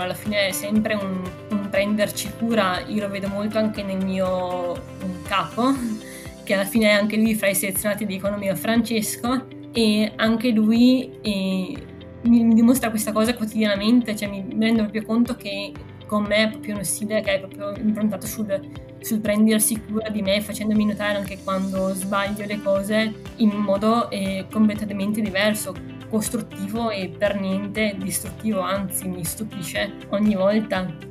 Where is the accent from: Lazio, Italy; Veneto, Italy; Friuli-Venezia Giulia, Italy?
Veneto, Italy; Verona; la metà siamo veronesi